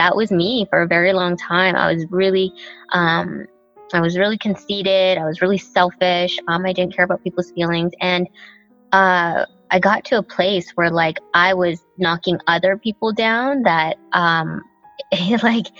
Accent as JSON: {"language": "English", "town": "Nanaimo", "region": "British Columbia", "country": "Canada", "tie": "born or raised there", "also_born_or_lived": "Thailand", "second_language": "English", "said": "I grew up in Nanaimo."}